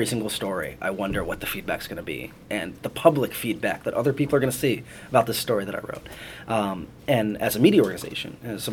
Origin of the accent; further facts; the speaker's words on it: Cleveland, Ohio, United States; moved away; a 12-year-old in Cleveland, my hometown